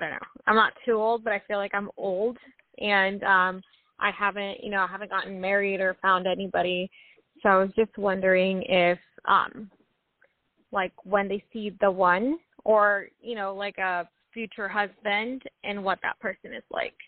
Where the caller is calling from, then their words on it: Washington, United States; from Washington State.